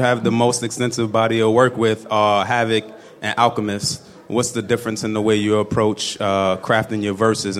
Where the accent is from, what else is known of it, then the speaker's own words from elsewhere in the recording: New York City, New York, United States; I'm from Harlem.